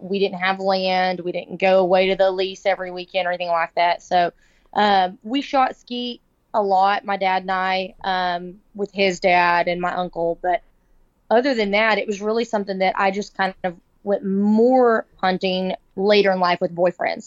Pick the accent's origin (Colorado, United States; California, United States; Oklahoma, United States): Oklahoma, United States; now in Dallas, United States; I'm from Oklahoma. So I grew up on Lake Murray a lot